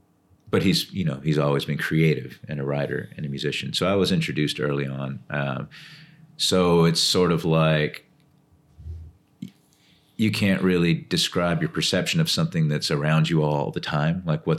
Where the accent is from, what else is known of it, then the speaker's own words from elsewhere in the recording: Austin, Texas, United States; also born or lived in Laredo, Texas; And we all moved to Austin when I was super young.